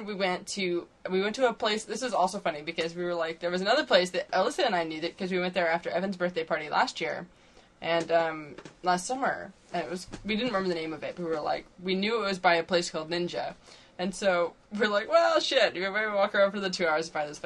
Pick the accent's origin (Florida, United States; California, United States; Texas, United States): California, United States; Santa Cruz; moved away; that's where I'm from